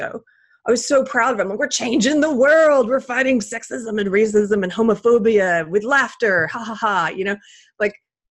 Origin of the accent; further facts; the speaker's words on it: South Carolina, United States; my home state of South Carolina